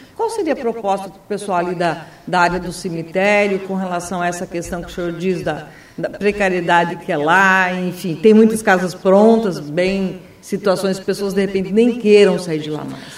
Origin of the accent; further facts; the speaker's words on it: Foz do Iguaçu, Paraná, Brazil; eu nasci em Foz do Iguaçu